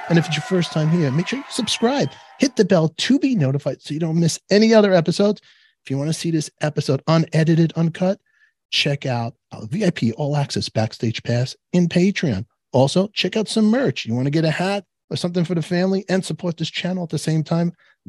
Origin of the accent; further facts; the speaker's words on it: Canarsie, New York, United States; You're from Long Island. I'm from Canarsie. We understand each other.